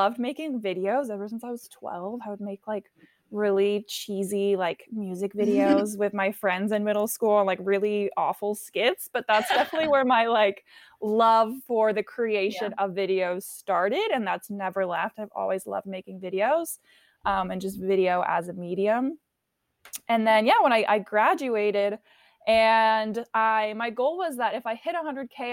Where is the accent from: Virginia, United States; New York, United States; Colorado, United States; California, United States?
California, United States; also born or lived in Paris, France / San Diego; From there, I moved to California